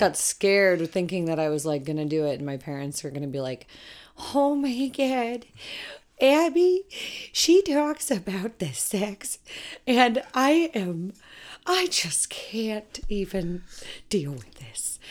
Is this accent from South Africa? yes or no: no; Colorado, United States; I'm from Colorado, or was raised in Colorado